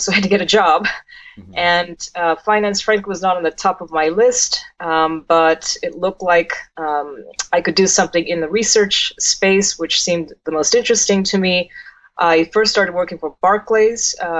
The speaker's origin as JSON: {"language": "English", "town": "Salinas", "region": "California", "country": "United States", "tie": "born or raised there", "also_born_or_lived": "Mountain View, California / Washington, D.C.", "moved": "as an adult", "lives_now": "Japan", "said": "And so I grew up in an environment, it was very rural where I grew up in Salinas, California, but with a lot of other children from immigrant families like my parents."}